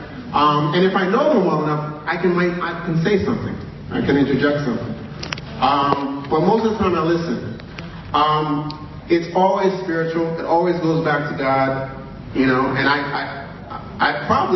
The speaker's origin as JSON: {"language": "English", "region": "New York", "country": "United States", "tie": "born or raised there", "said": "I was born in New York, 1974."}